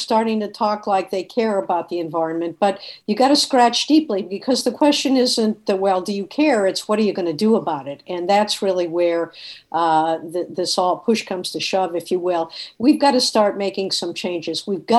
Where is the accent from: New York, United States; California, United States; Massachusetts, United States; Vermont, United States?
Massachusetts, United States; Boston; Well, you know, I came from a family that had immigrated from Eastern Europe one or two generat